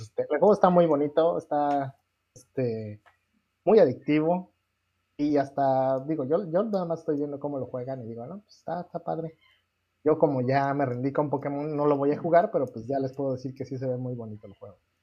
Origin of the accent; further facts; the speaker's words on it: Mexico; soy mexicano